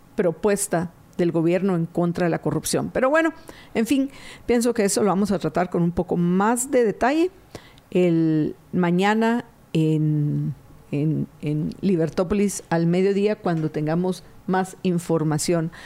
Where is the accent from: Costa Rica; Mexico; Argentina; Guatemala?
Guatemala; como guatemaltecos